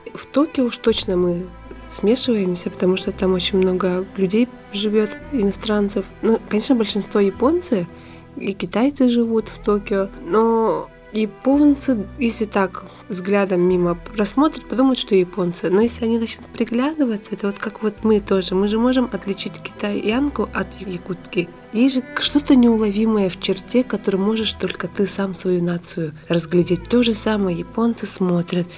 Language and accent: Russian; Sakha Republic, Russia; moved away as an adult; now in Tokyo, Japan; с нами, с народом Саха